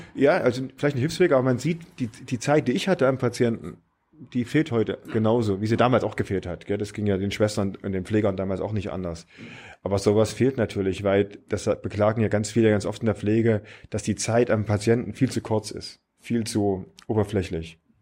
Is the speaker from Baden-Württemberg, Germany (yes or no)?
no; Apolda, Thuringia, Germany; Ich bin in Thüringen geboren, in Napolda, gar nicht so weit weg von hier, eine kleine Stricker Wirkerstadt